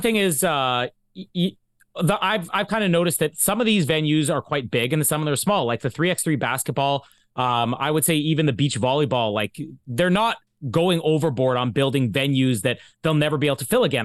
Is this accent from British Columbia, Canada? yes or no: no; Winnipeg, Manitoba, Canada; my hometown here in Winnipeg